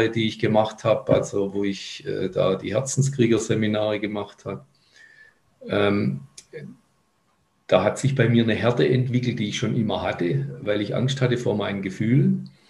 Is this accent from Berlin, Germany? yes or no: no; Cologne, North Rhine-Westphalia, Germany; Ja, in meiner alten Heimat